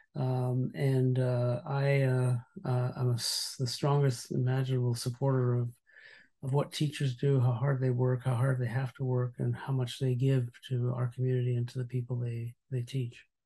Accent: Montreal, Quebec, Canada; I grew up in Montreal

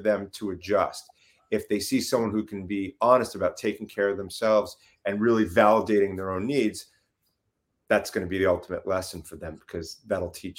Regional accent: New York, United States; accent: New York; moved away; I'm originally from New York

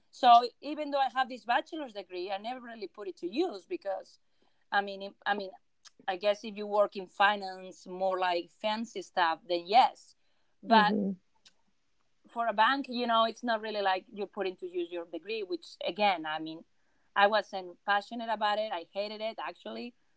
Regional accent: Spain; English is a second language; moved away as an adult; also born or lived in Vienna, Austria; now in United States; I am I am a uh, from Spain, so I, I was born and raised in Spain.

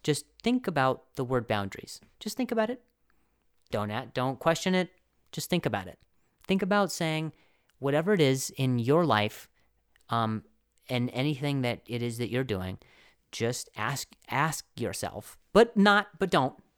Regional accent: Indiana, United States; moved away; also born or lived in Las Vegas, Nevada; I grew up half in Indiana

